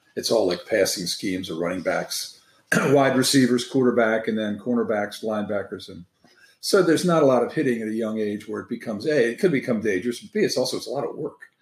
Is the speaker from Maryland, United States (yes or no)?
yes; Maryland, United States; I'm originally from Maryland, so I was involved in all those sports